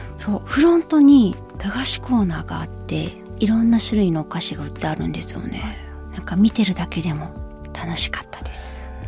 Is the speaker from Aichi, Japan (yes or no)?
no; Kobe, Hyogo, Japan; moved away; 全部私の地元 なんですよ。